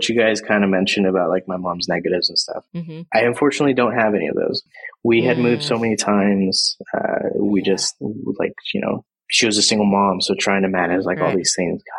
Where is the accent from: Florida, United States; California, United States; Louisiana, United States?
California, United States; Visalia; a place called Visalia. And it's like Central California